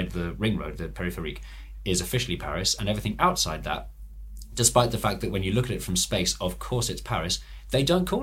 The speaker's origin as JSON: {"language": "English", "town": "Stanmore", "region": "London", "country": "United Kingdom", "tie": "born or raised there", "also_born_or_lived": "Edgware / Kilburn", "lives_now": "Enfield, United Kingdom", "said": "I grew up in Stanmore"}